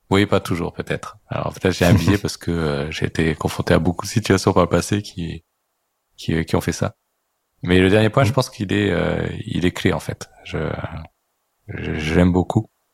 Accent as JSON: {"language": "French", "country": "France", "said": "on est français"}